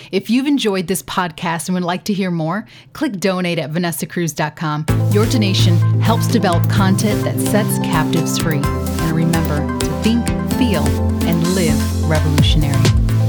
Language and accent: English; United States; Speaking as an American